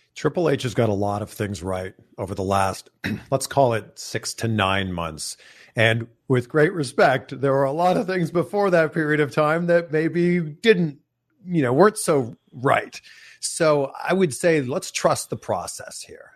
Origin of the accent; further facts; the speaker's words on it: Toronto, Ontario, Canada; I remember growing up, and I grew up in Toronto